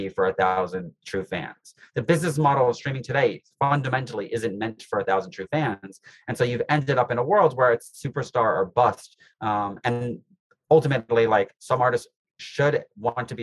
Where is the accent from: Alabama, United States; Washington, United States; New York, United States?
New York, United States; New York City; I grew up in New York City